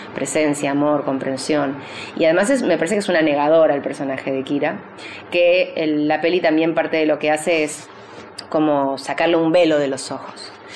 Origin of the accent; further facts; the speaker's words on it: Uruguay; also born or lived in Argentina; now in San Isidro, Argentina; yo soy uruguaya, argentina, rusa